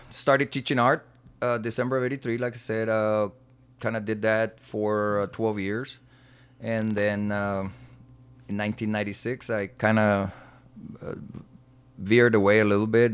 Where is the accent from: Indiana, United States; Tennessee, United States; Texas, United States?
Texas, United States; also born or lived in Laredo, Texas; born and raised in Heronville, Texas